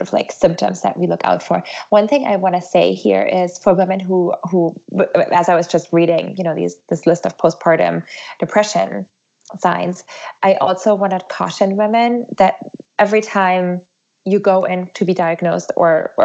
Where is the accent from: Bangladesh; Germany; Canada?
Germany; now in United States; I'm actually from Germany originally